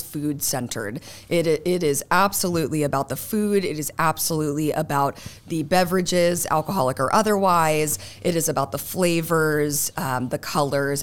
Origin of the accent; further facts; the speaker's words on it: Indianapolis, Indiana, United States; now in Cincinnati, United States; I grew up in Indianapolis